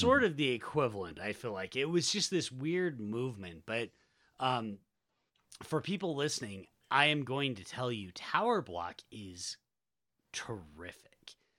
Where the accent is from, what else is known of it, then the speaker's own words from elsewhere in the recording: Utah, United States; accent: Utah; also born or lived in Southern United States; there's a big difference between my Utah accent and if I slide back into uh, the accent that I affected when I was living in the South